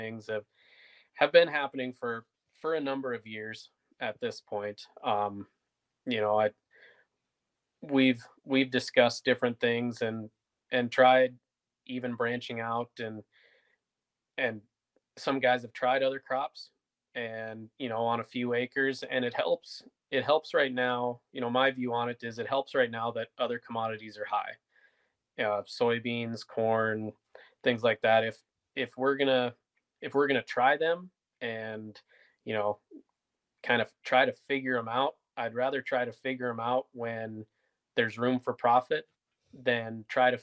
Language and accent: English; North Dakota, United States; I'm personally from North Dakota